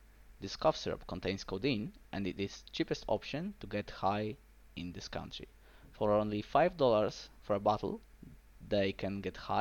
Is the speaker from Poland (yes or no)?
yes; Poland; I'm from Poland